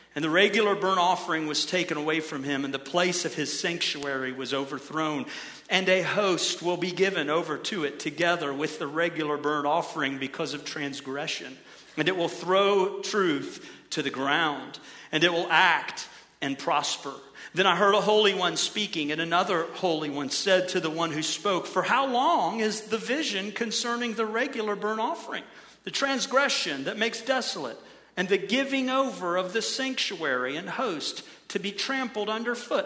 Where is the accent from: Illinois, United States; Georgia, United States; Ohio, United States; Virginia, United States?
Ohio, United States; I grew up in Ohio